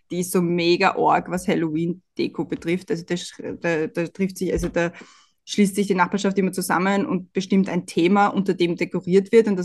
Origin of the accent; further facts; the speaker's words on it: Austria; Und bei uns in Österreich wird einem immer einge, eingebläut, ja, nicht über den Gegner reden.